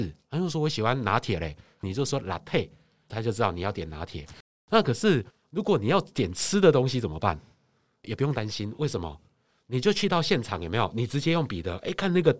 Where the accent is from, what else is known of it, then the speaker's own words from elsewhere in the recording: Taiwan; 所以其实语言不通，我觉得我们台湾人肢体语言厉害啊。